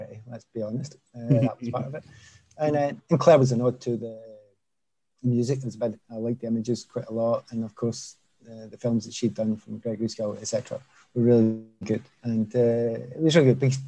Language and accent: English; Glasgow, Scotland, United Kingdom; moved away; I come from Easterhouse